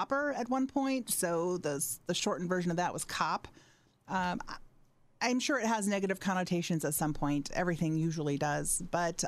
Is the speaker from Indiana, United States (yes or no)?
yes; Fort Wayne, Indiana, United States; I am from Fort Wayne